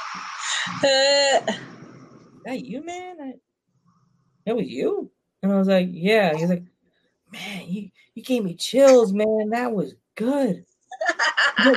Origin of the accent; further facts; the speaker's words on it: New York, United States; I grew up in New York